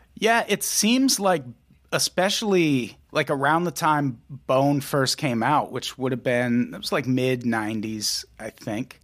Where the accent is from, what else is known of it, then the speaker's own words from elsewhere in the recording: Midwest, United States; I grew up in the Midwest